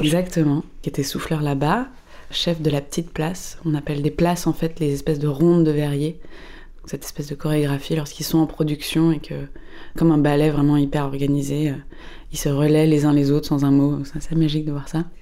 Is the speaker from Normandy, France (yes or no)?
no; Paris, Île-de-France, France; je suis parisienne.